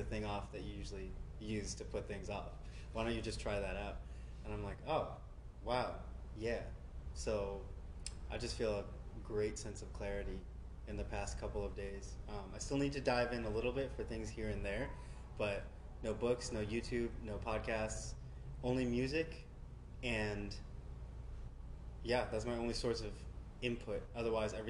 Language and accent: English; New York City, New York, United States; I grew up in Brooklyn, New York